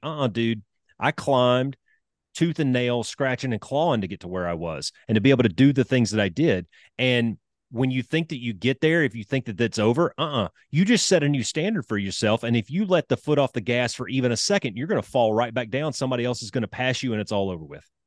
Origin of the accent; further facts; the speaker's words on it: Alabama, United States; I'm a country boy. I grew up in Alabama